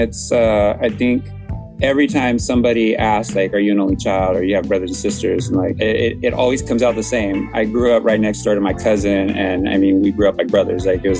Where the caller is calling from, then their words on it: San Diego, California, United States; I'm calling from San Diego, California.